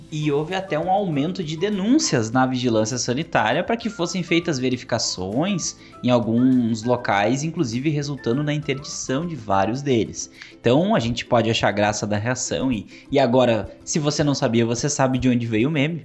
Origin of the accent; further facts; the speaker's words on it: Santa Cruz do Sul, Rio Grande do Sul, Brazil; eu sou de Santa Cruz, né, e lá tem a livraria Iluminura